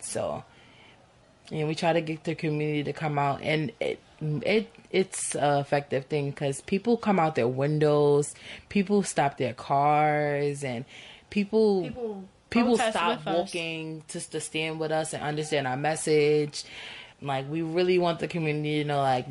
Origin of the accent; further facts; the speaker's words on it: New York City, New York, United States; my whole life I've been in Bed-Stuy